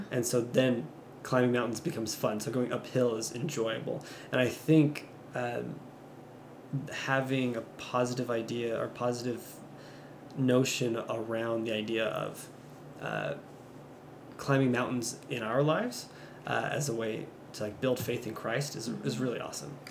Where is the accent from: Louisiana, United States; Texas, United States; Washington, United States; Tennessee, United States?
Louisiana, United States; moved away; growing up in Louisiana, uh, we don't have hills or mountains